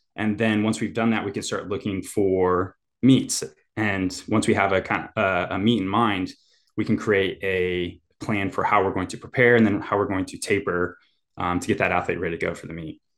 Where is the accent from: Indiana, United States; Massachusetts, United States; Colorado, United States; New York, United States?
Indiana, United States; moved away as an adult; also born or lived in Ann Arbor, Michigan; now in Nashville, United States; growing up in Indiana